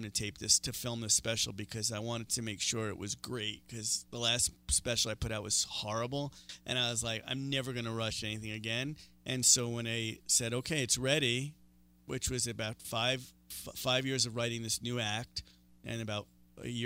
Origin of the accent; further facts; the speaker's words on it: New York City, New York, United States; moved away as an adult; now in Denver, United States; I'm from New York